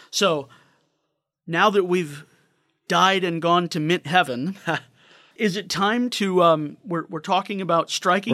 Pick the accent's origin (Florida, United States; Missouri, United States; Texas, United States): Missouri, United States; St. Louis; I'm from St. Louis area